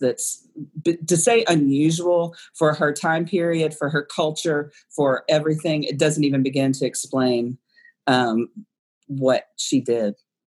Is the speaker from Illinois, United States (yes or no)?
no; Kentucky, United States; I'm from Kentucky. So I understand about the not formal education, not exposure to the outside world.